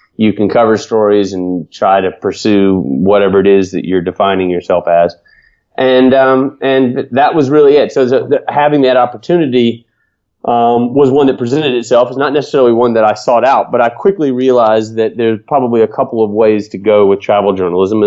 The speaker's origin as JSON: {"language": "English", "town": "Atlanta", "region": "Georgia", "country": "United States", "tie": "born or raised there", "moved": "yes", "said": "I grew up in Atlanta, Georgia"}